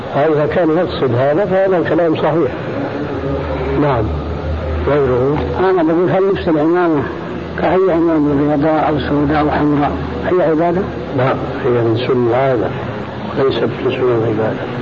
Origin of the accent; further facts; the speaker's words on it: Sudan; عندنا في السودان